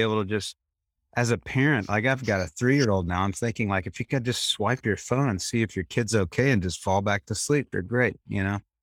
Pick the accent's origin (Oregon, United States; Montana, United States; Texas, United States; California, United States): Texas, United States; Temple; I grew up in Temple, Texas